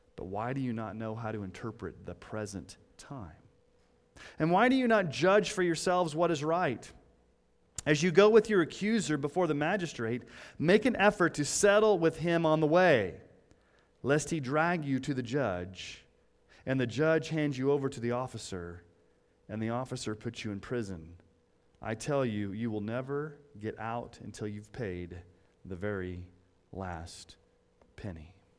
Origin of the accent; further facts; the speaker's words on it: Colorado Springs, Colorado, United States; When I was growing up in Colorado Springs